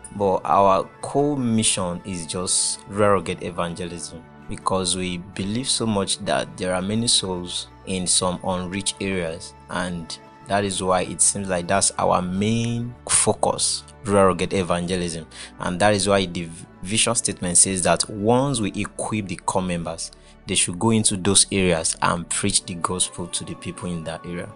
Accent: Oyo, Nigeria; now in Kwara, Nigeria; I'm from Oyo State.

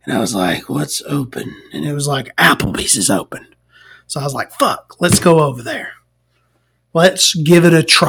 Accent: Alabama, United States; as an Alabamian, as a Southerner

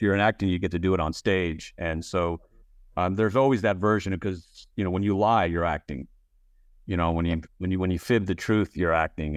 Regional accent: Texas, United States; I grew up in Texas

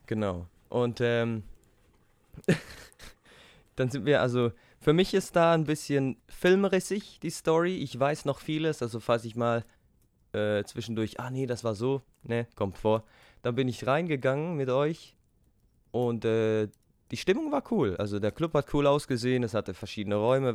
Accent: Switzerland; wir als Schweizer

